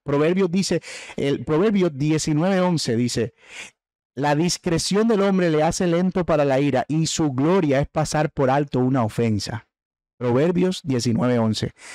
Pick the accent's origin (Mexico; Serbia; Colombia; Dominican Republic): Colombia; Caribbean coast; el término boletear, de que nosotros usamos en la costa